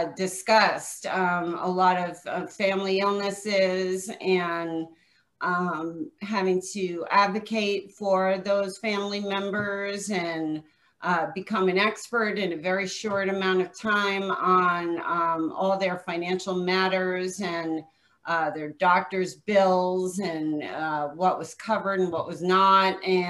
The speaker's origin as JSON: {"language": "English", "region": "New York", "country": "United States", "also_born_or_lived": "New Jersey", "moved": "yes", "lives_now": "Scottsdale, United States", "said": "I live in Scottsdale, Arizona. I'm a New York, New Jersey transplant. About 21 years ago, I came from the East Coast and moved out here."}